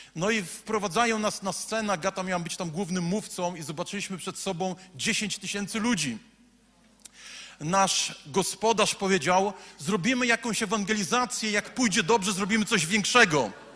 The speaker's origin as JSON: {"language": "Polish", "town": "Słupsk", "region": "Pomeranian Voivodeship", "country": "Poland", "tie": "born or raised there", "said": "Jestem facetem ze Słupska, z ulicy Piekiełko"}